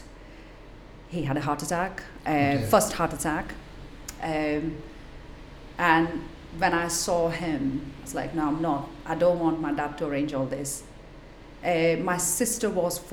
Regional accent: Mumbai, Maharashtra, India; now in Blackpool, United Kingdom; growing up in Mumbai

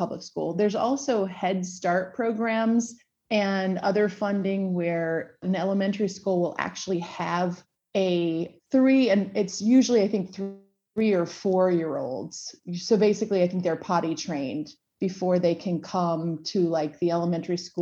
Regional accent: Minnesota, United States; moved away; also born or lived in Lawrence, Kansas; I was born in Minnesota, went through public school, and then moved to Lawrence, Kansas

